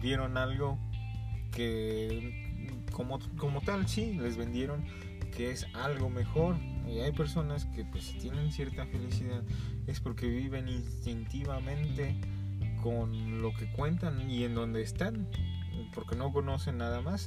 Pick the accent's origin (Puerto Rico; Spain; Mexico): Mexico; nuestra inercia histórica como mexicanos